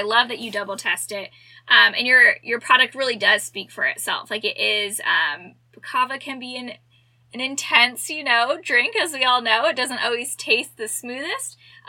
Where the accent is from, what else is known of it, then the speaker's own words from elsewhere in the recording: Arizona, United States; I know you said you're originally from Arizona, which we're from Arizona as well.